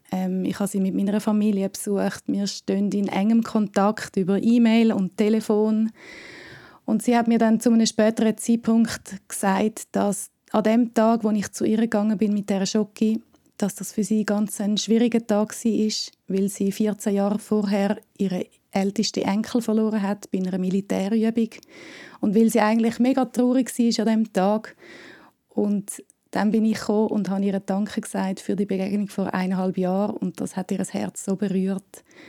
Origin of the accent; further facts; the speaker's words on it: Switzerland; ich bin aus der Schweiz, aber auch halb Deutsche